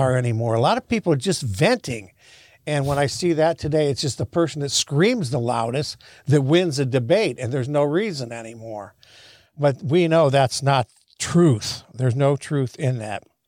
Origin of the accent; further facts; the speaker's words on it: United States; moved away as an adult; also born or lived in Haiti / Israel / China; as being an American